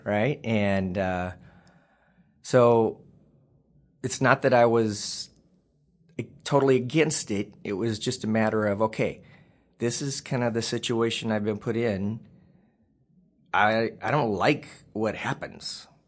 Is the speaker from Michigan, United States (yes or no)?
no; Waukee, Iowa, United States; also born or lived in Missouri / West Des Moines, Iowa; we moved to um, West Des Moines, Iowa